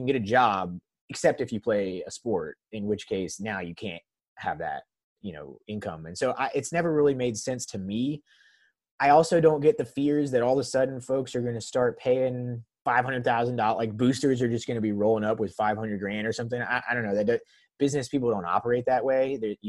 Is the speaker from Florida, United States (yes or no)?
yes; Tallahassee, Florida, United States; also born or lived in North Carolina; I root for Florida State hoops and football over anything else, being born and raised in Tallahassee.